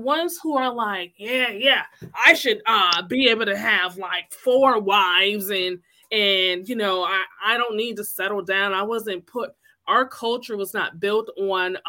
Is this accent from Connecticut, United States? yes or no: yes; Connecticut, United States; I'm from here. I was born in Connecticut